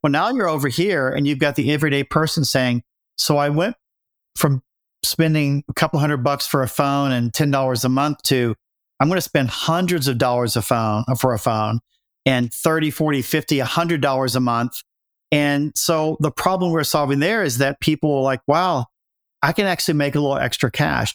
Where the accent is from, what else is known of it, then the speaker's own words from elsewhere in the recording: Appalachia, United States; moved away as an adult; I grew up in Appalachia